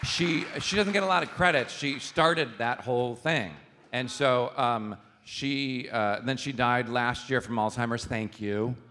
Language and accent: English; Chicago, Illinois, United States; born or raised there